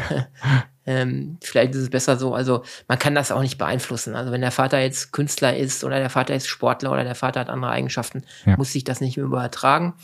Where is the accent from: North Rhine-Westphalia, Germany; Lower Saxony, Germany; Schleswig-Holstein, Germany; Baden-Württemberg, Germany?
North Rhine-Westphalia, Germany; Lünen; also born or lived in Cappenberg; groß geworden, so klassisch im Ruhrgebiet, in der Nähe von Dortmund. Ähm, bin ein Dortmunder Jung, fußballtechnisch. ähm, das saugt man halt halt mit dem Muttermilch schon ein. Ähm, letztendlich ähm, ist mein genauer Geburtsort also auf der Nahtstelle zwischen Ruhrgebiet und zwischen dem Münsterland. Ich komme aus Lünen